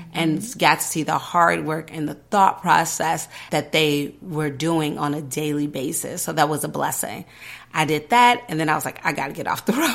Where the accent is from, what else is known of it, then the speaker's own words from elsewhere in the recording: Chicago, Illinois, United States; I was born and raised in Chicago. I've lived on every side, the north side, the south side. I grew up on the west side